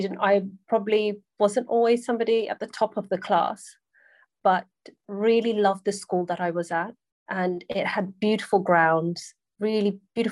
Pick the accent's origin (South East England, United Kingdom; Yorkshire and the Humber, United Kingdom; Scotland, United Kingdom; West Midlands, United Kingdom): South East England, United Kingdom; Sunbury-on-Thames; I grew up in a town called Sunbury-on-Thames, and the upbringing was really nice.